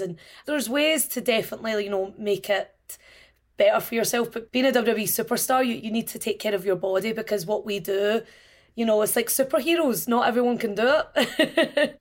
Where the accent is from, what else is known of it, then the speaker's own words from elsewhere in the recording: Glasgow, Scotland, United Kingdom; When I was a child growing up in Scotland